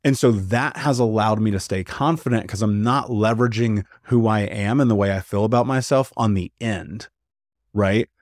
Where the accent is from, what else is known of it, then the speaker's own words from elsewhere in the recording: United States; I grew up in America